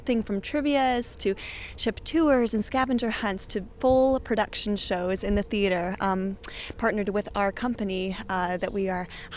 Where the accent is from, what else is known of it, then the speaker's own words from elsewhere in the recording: New York City, New York, United States; I am from New York City